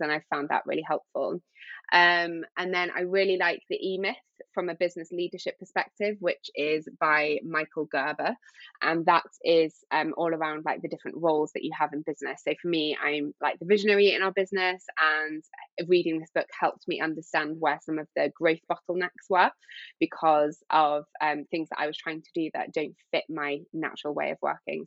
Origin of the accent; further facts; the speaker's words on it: Yorkshire and the Humber, United Kingdom; now in London, United Kingdom; I grew up in Yorkshire on the coast